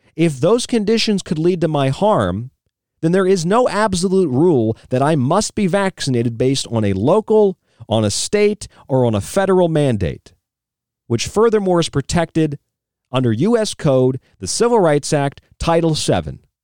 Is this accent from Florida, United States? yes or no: yes; Florida, United States; now in Arizona, United States; I'm from Florida, I'm a Florida man